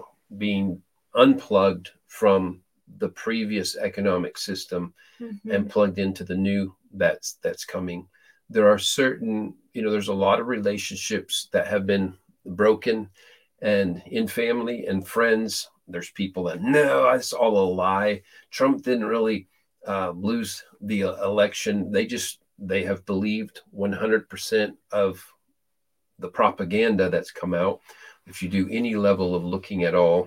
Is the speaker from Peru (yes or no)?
yes; Peru; moved away as an adult; I was born and raised in Peru, South America, lived most of my first 18 years there